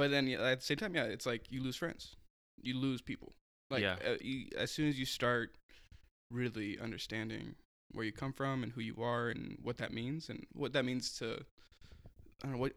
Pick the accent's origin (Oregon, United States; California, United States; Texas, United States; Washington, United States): Oregon, United States; Portland; growing up in Portland, being a person of color, being a brown dude, sucks